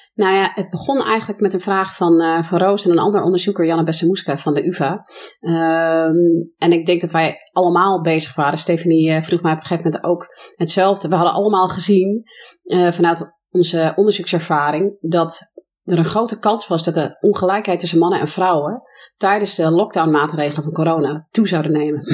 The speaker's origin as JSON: {"language": "Dutch", "country": "United States", "tie": "born or raised there", "second_language": "Dutch", "moved": "yes", "lives_now": "Netherlands", "said": "ik ben zelf Amerikaanse van oorsprong, dus geboren en getogen in de VS."}